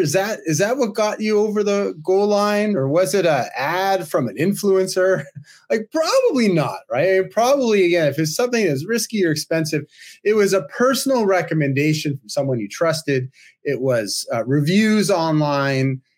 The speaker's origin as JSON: {"language": "English", "town": "Toronto", "region": "Ontario", "country": "Canada", "tie": "born or raised there", "said": "my hometown here in Toronto"}